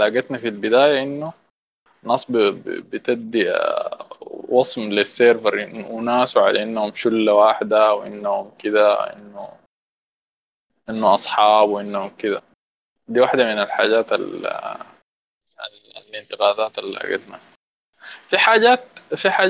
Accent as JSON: {"language": "Arabic", "country": "Sudan", "said": "واحده من اسوا الحاجات اللي حتلاقيك عندنا احنا كسودانيين الفيدباك"}